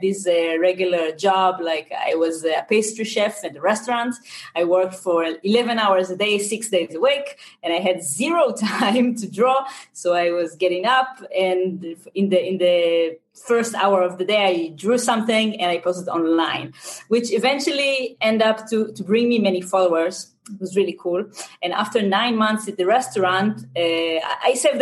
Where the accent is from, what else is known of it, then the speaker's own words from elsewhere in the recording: Israel; accent: Israeli; English is a second language; I'm from Israel